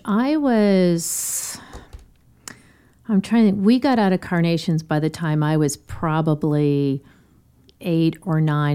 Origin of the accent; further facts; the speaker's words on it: Denver, Colorado, United States; Born and raised in Denver